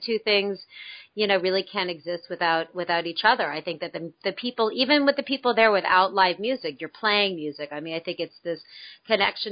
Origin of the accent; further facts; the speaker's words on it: West Coast, United States; growing up on the West Coast